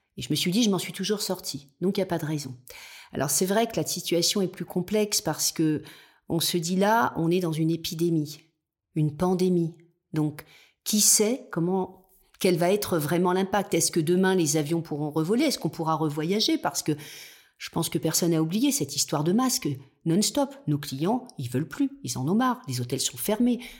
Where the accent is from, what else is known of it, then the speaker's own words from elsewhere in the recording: the South, south of France, France; now in Nice, France; je suis quelqu'un du Sud à la base et en tous les cas de mes origines